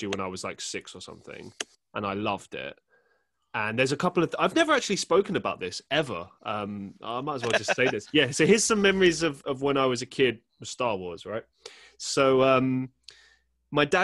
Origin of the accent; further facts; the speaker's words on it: London, United Kingdom; I grew up in London